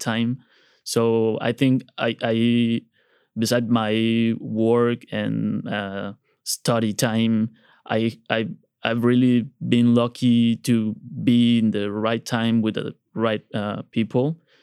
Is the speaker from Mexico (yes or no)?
yes; Tuxtla Gutiérrez, Chiapas, Mexico; moved away as an adult; also born or lived in Monterrey, Mexico / Mexico City, Mexico; I was born and raised in this, uh, town